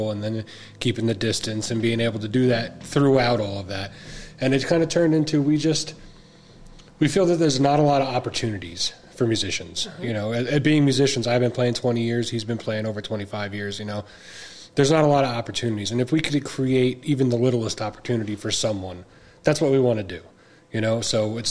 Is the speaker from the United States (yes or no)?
yes; Ocean County, New Jersey, United States; we're both from Ocean County, and that's like our home base.